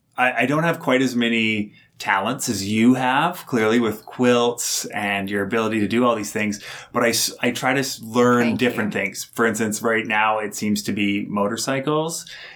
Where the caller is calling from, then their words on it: Calgary, Alberta, Canada; I'm recording from Calgary, Alberta.